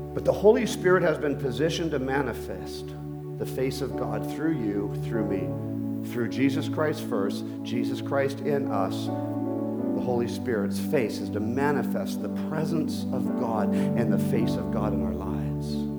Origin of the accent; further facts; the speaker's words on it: Bogotá, Colombia; moved away; I was born in Colombia, Bogota.